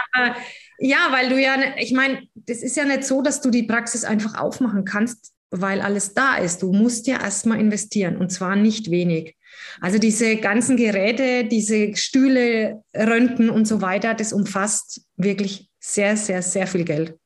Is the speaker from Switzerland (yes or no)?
no; near Würzburg, Bavaria, Germany; also born or lived in Berlin / Gießen; ich komme aus der Nähe von Würzburg.